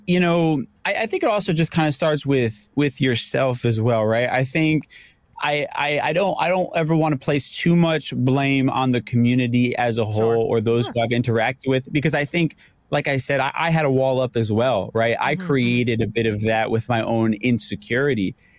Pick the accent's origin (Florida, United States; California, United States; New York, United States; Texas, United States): New York, United States; I'm a New Yorker